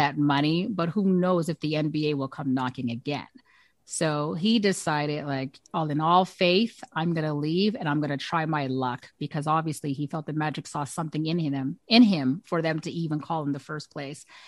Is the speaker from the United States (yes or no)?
no; Canada; as a Canadian